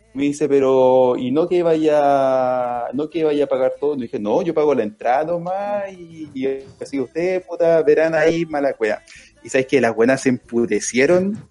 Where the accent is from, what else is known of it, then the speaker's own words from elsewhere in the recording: Chile; De Chile